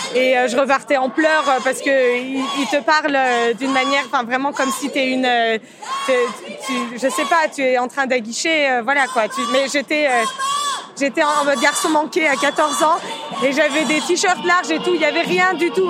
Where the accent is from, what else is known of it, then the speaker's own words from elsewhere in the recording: France; je suis née en France de parents iraniens qui ont émigré après la révolution islamique.